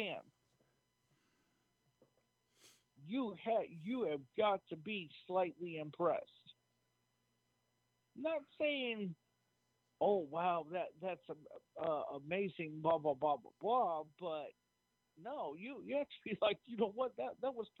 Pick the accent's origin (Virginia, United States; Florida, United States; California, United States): Florida, United States; Tampa; I'm from Tampa